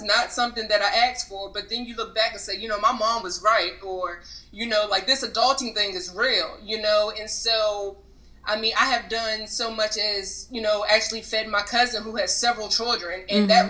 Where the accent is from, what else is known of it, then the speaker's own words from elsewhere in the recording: Germantown, Maryland, United States; moved away as an adult; also born or lived in Richmond, Virginia / Charlotte, North Carolina; I was actually raised here in Germantown, Maryland.